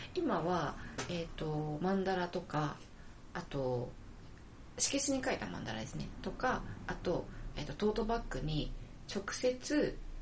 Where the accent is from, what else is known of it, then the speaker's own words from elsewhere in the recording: Hiroshima, Japan; 広島から来ました。